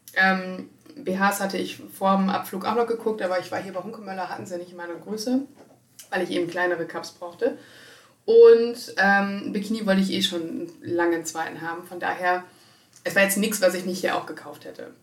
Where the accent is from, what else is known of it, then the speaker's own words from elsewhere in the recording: Germany; ich komme aus Deutschland